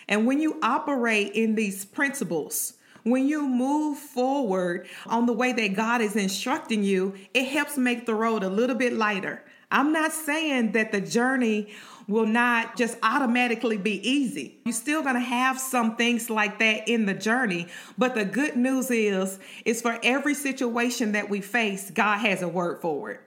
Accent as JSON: {"language": "English", "town": "Shreveport", "region": "Louisiana", "country": "United States", "tie": "born or raised there", "said": "my hometown Shreveport in the land. So that's where I went to high school."}